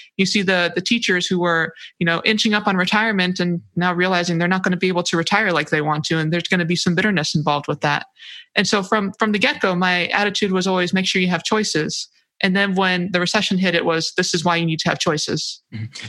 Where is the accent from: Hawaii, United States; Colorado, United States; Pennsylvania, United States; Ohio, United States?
Hawaii, United States; moved away as an adult; I'm from Hawaii